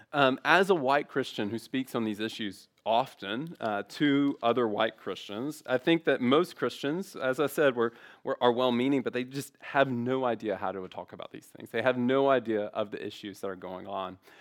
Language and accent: English; Memphis, Tennessee, United States; growing up in Memphis